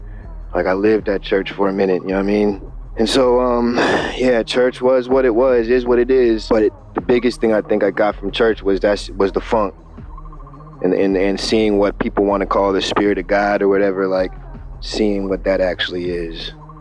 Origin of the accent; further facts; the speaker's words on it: Fort Lewis, Washington, United States; also born or lived in Tucson, Arizona / Bad Kissingen, Germany / Oklahoma; I was born in Tucson, Arizona, and then my father got stationed in Germany, and I moved to this little spot called Bad Kissing in Germany and lived there for about 4.5 years. And then we moved to Oklahoma, and then we moved to Fort Lewis, Washington